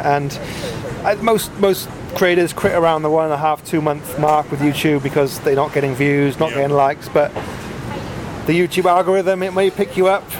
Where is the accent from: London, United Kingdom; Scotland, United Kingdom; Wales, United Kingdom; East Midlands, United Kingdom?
Wales, United Kingdom; accent: Welsh; now in Vietnam; No. Lost my Welsh accent. You probably can't hear that.